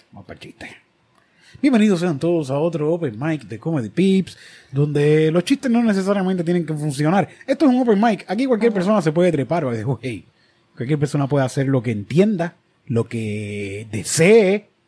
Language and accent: Spanish; Florida, United States; Mira, yo soy de Florida, vengan para aquí.